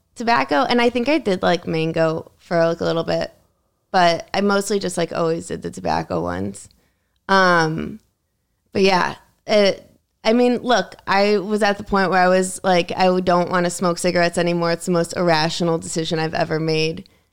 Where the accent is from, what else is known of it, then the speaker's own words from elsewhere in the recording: Connecticut, United States; also born or lived in New York City; my school was in Connecticut